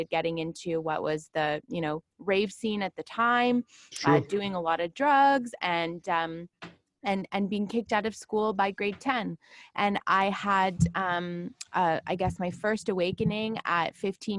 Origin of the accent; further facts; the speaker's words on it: Toronto, Ontario, Canada; I grew up in Toronto